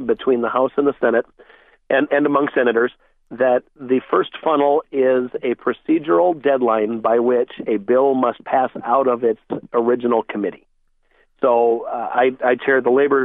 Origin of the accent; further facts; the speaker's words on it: Iowa, United States; my first job back after moving back to my hometown was at a Senex Harvest States Land O'Lakes. Co-op.